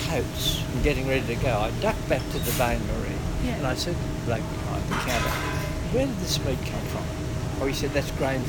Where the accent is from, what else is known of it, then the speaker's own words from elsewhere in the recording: Carlingford, New South Wales, Australia; Yes, in New South Wales. place called Carlingford. We had a farm there, 35 acres of hobby.